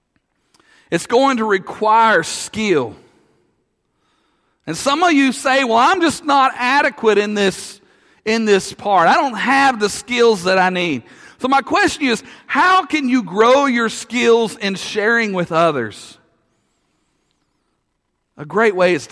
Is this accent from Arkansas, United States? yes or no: yes; Russellville, Arkansas, United States; I grew up in Russellville